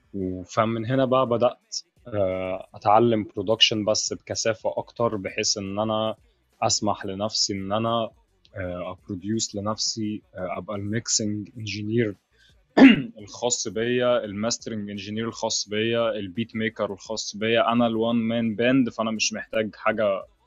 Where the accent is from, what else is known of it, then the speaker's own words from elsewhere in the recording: Egypt; هنا عندنا في مصر بيتطور